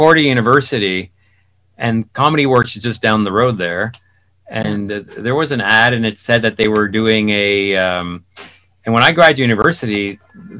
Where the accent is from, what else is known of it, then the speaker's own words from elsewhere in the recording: South Shore of Montreal, Quebec, Canada; I grew up on the South Shore.